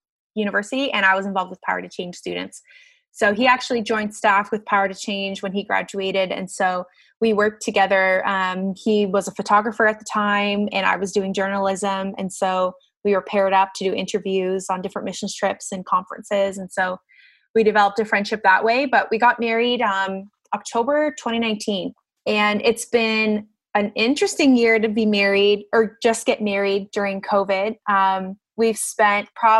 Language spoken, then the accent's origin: English; Barrie, Ontario, Canada; now in Guelph, Canada; I grew up in Barrie, Ontario